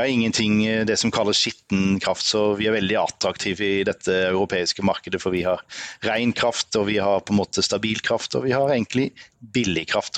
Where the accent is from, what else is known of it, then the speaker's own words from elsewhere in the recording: Grimstad, Agder, Norway; also born or lived in Trondheim; Vi er fra Grimstad begge